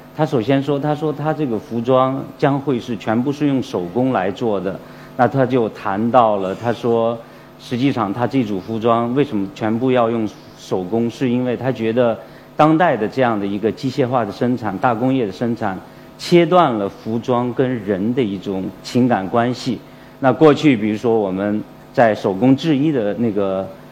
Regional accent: Fenyang, Shanxi, China; accent: Shanxi dialect, Fenyang dialect; moved away; 让我从广州又去了山西，去了我的老家

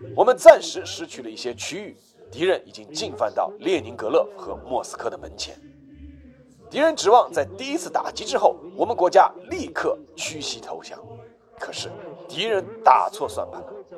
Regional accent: China; 我们中国人

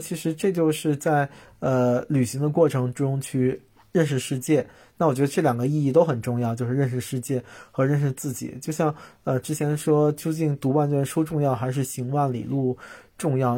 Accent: China; 我们中国人对生死的理念嗯。就比较，呃，沮丧、悲观、肃穆

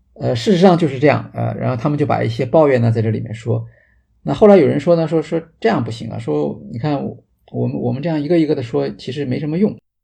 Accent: China; 比我们中国人就是入场的时候其实还要啰嗦啊

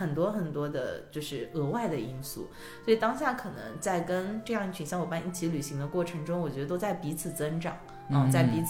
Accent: China; 我们说来自中国

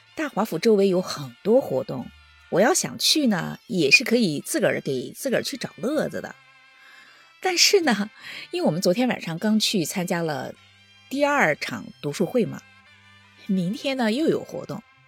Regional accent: China; now in United States; 我们老家那边是挺热闹的

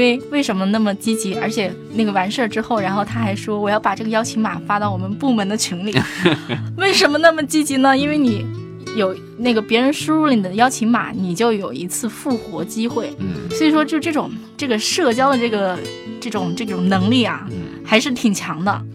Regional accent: China; 但是我们中国人必须得说，我们那个中国公司模仿的速度那还是相当对

